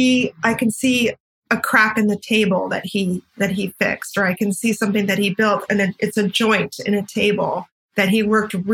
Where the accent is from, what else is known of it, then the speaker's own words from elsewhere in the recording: Santa Barbara, California, United States; also born or lived in Los Angeles; I grew up in Santa Barbara